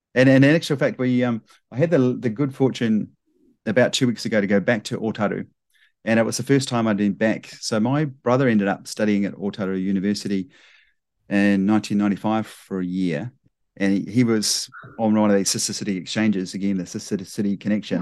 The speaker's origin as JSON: {"language": "English", "town": "Dunedin", "region": "Otago", "country": "New Zealand", "tie": "born or raised there", "also_born_or_lived": "Wellington", "moved": "as an adult", "lives_now": "Japan", "said": "born in Dunedin, down in the deep south, and grew up there, went to, you know, high school there, university and everything like that. So, sort of really Dunedin boy"}